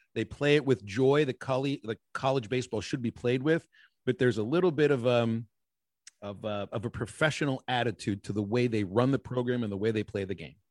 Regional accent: Pittsburgh, Pennsylvania, United States; moved away; I grew up in Pittsburgh, Pennsylvania

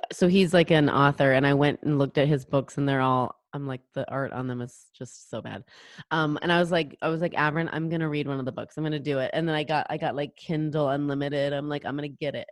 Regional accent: Pacific Northwest, United States; I'm from the Pacific Northwest, and Idaho is very close to where where I live, where I grew up

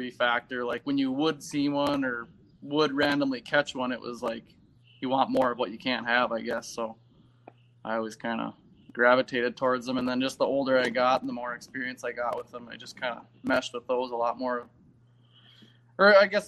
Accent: Poplar, Wisconsin, United States; I'm from Poplar, Wisconsin.

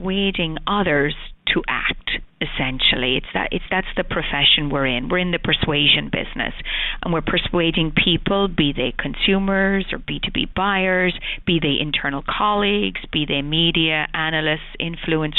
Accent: Ireland; moved away as an adult; now in United States; As the accent probably portrays, I was born in Ireland, I've been in the States 20 years

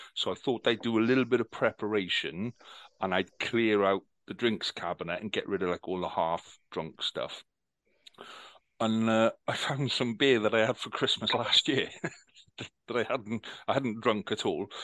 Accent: Wales, United Kingdom; We're Welsh. Yes, we're Welsh. We make beer

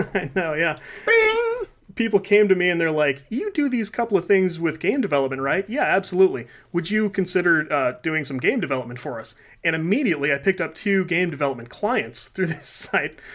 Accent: Midwest, United States; We live in the Midwest

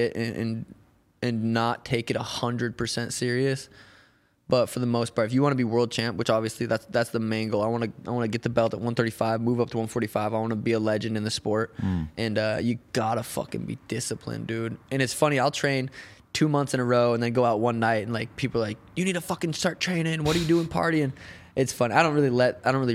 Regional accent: Helena, Montana, United States; I'm from Helena, Montana

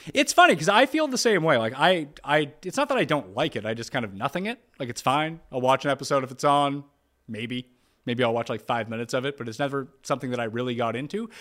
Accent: Canada; growing up in Canada

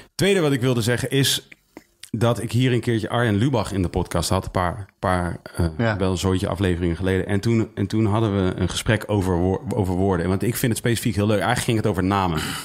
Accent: Leusden, Utrecht, Netherlands; Ik ben geboren in Leusden

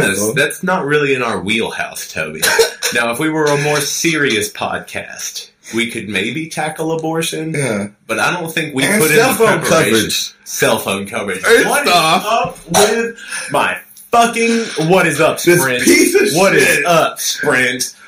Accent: United States; I am an American

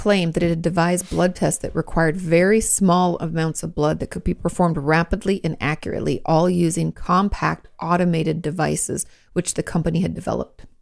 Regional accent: Washington, United States; moved away as an adult; now in Texas, United States; I'm from Washington State, arguably the capital of rain

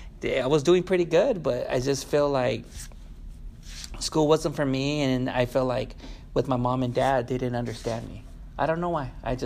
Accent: United States; born there; I see myself as a Chicano American, you know, because I was born over here. I mean, if I was born in Mexico, it'd be a different story

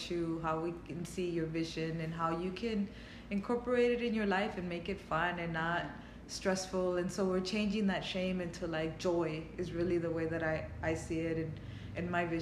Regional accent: Los Angeles, California, United States; I was raised in East LA, and I knew a lot more about Mexico.

